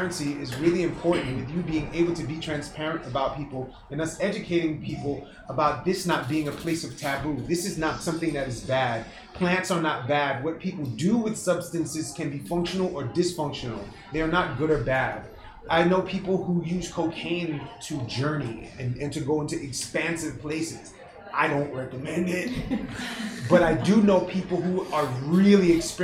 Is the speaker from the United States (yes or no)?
yes; New York City, New York, United States; So I'm from Brooklyn. I'm from Flatbush, Brooklyn. Okay, I'm from the hood